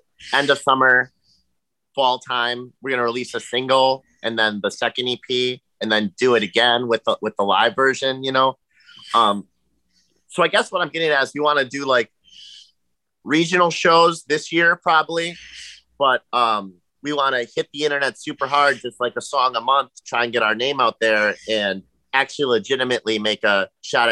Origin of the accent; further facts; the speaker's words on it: Wisconsin, United States; we're from Wisconsin